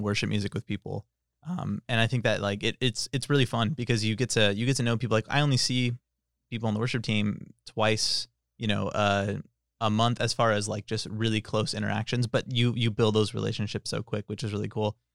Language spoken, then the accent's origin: English; Tracy, California, United States; I'm from Tracy